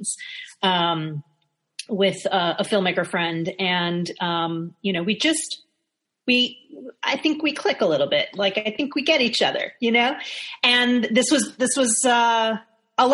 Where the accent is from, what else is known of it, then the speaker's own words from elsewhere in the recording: New York City, New York, United States; I was in New York, growing up in New York